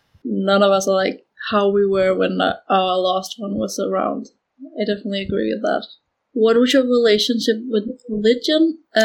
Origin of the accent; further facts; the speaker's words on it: Denmark; I'm 19 years old and I'm from Denmark.